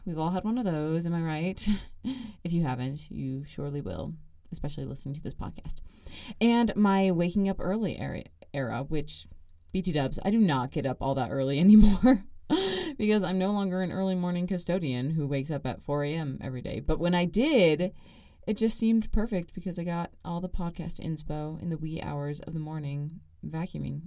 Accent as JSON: {"language": "English", "town": "Gilbert", "region": "Arizona", "country": "United States", "moved": "as an adult", "lives_now": "Provo, United States", "said": "I am from Gilbert, Arizona."}